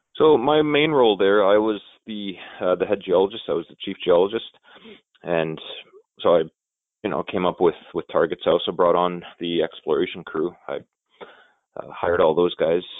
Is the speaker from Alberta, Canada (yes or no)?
no; Elliot Lake, Ontario, Canada; It's my hometown